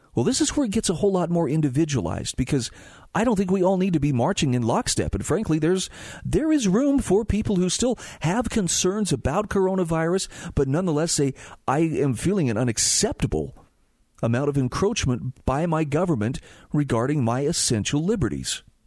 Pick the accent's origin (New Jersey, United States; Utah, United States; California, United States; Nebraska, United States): Utah, United States; my home state of Utah